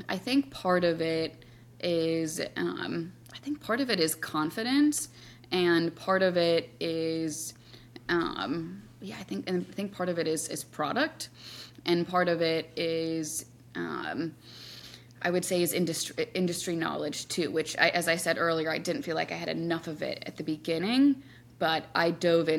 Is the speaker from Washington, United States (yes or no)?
no; Wisconsin, United States; now in New York, United States; I live in New York now, but I grew up in Wisconsin